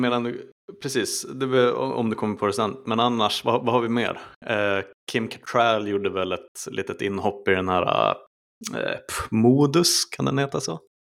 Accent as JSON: {"language": "Swedish", "country": "Sweden", "said": "som svensk"}